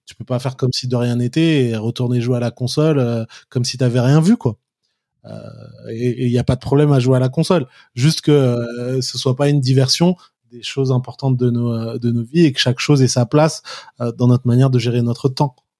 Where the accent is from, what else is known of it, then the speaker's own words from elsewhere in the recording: Paris, Île-de-France, France; also born or lived in Kafr el-Dawwar, Egypt; je suis né et j'ai grandi à Paris, d'origine égyptienne et algérienne